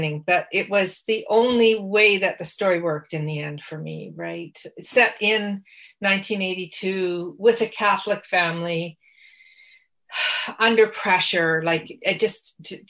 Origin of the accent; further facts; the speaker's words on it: Western Canada, Canada; growing up in the West